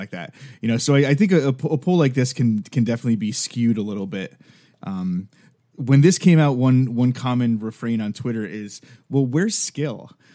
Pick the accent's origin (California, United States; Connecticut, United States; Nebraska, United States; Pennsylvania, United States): Connecticut, United States; Milford; moved away; So I grew up in Milford, Connecticut, which is ten minutes away from Bridgeport